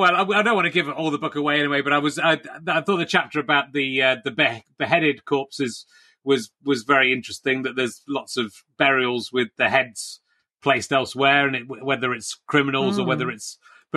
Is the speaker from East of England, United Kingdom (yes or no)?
no; Cheddar, South West England, United Kingdom; also born or lived in Pocklington; And I was born in Pocklington and grew up in Cheddar.